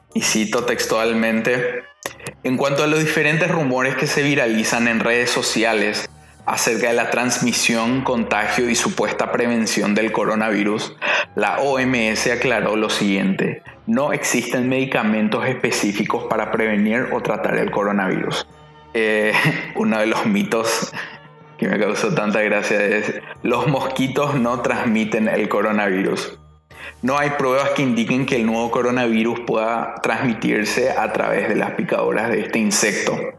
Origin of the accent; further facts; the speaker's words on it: Paraguay; en mi país